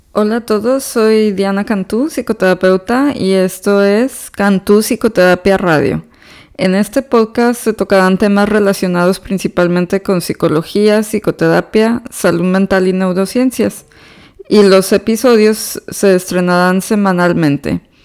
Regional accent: Monterrey, Nuevo León, Mexico; moved away as an adult; now in Houston, United States; yo soy originaria de Monterrey, Nuevo León, México

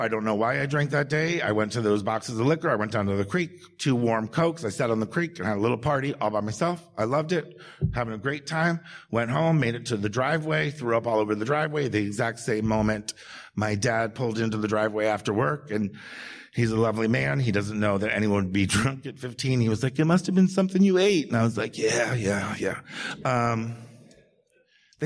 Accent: Maryland, United States; also born or lived in Baltimore, Maryland; I'm from Maryland

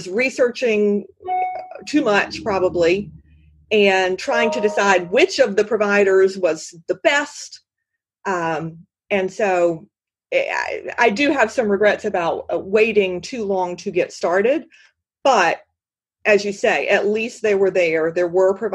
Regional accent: South Carolina, United States; also born or lived in Washington, D.C.; I love South Carolina. It's my home state

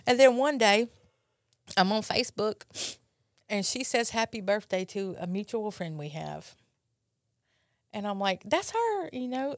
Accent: Brandon, Mississippi, United States; from Brandon, Mississippi.

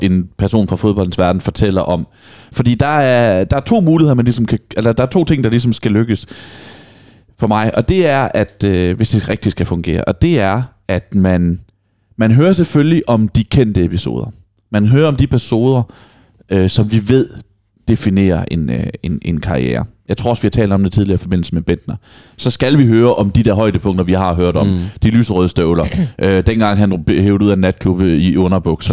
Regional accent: Vejle, Southern Denmark, Denmark; moved away; hjemme i Vejle, hvor jeg kommer fra

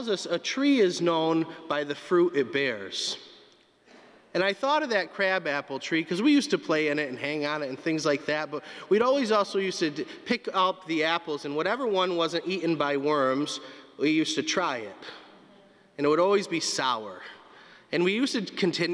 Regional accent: North Adams, Massachusetts, United States; Growing up in North Adams, we were surrounded by trees and beautiful landscapes in the mountains.

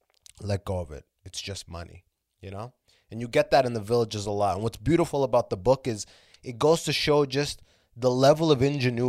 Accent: Canada; also born or lived in Sudan / Muscat, Oman; like, I was born in Sudan, and I left Sudan when I was 3. Like, you know, obviously with my family, I wasn't, like, the most fucking driven infant. We went to Oman, like, Muscat, Middle East for 3 years, and then moved to Canada when I was 6.

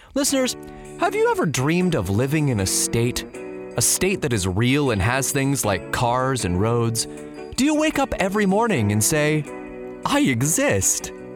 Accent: San Diego, California, United States; I grew up in San Diego

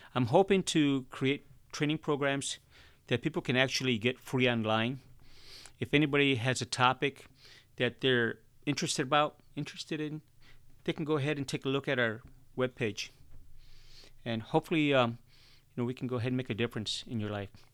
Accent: Chicago, Illinois, United States; I was born and raised in Chicago, and Chicago's a concrete jungle

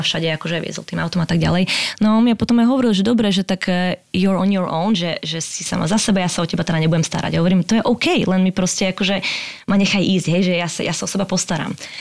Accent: Slovakia; moved away as an adult; also born or lived in Prague, Czech Republic / England; now in United States; ja som vlastne z, zo Slovenska odišla, koľko som mal, no hneď po škole, nejakých 20

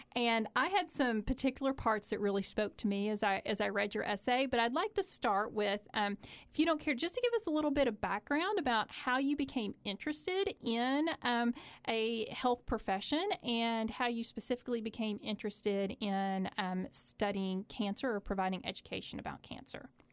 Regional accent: Eastern Kentucky, United States; I am also from Eastern Kentucky

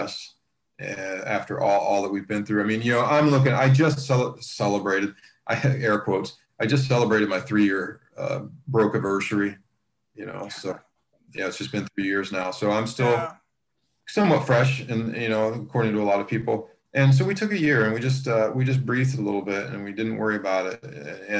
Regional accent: Columbus, Ohio, United States; moved away; at Ohio State University at my hometown.

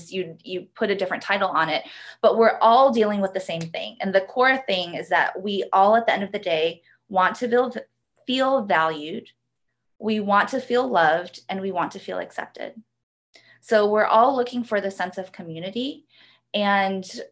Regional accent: Georgia, United States; also born or lived in South Korea; I am from Georgia, Georgia Peach, born and raised. I live about 30 minutes south of Atlanta

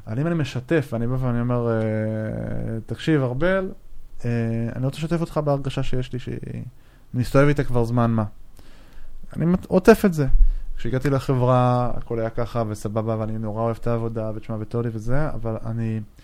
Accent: Israel; אנחנו כישראלים

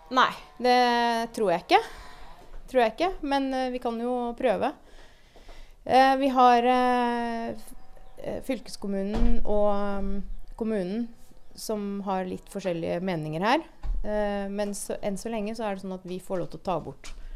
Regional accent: Moss, Østfold, Norway; jeg vokste opp på Jeløya

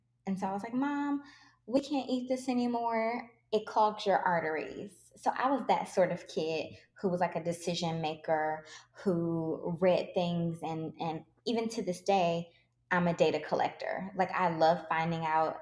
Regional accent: Detroit, Michigan, United States; I grew up in Detroit

